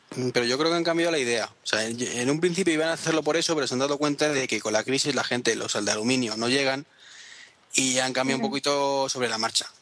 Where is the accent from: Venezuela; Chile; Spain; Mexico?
Spain; somos los españoles